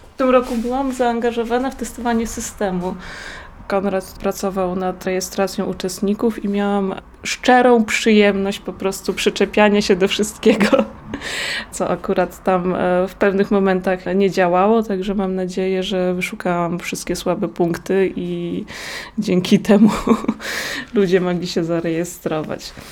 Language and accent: Polish; Małoziemce, Lublin Voivodeship, Poland; Pochodzę z miejscowości Małoziemce, to jest gmina Wola